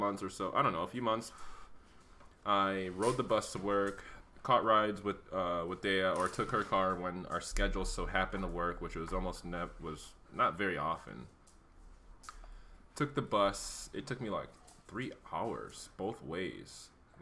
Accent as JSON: {"language": "English", "town": "Chicago", "region": "Illinois", "country": "United States", "moved": "as an adult", "lives_now": "Arizona, United States", "said": "I'm from Chicago"}